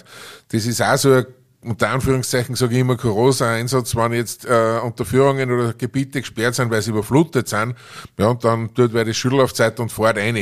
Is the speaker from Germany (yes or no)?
no; Aschach an der Steyr, Upper Austria, Austria; meine Heimatgemeinde in Oschach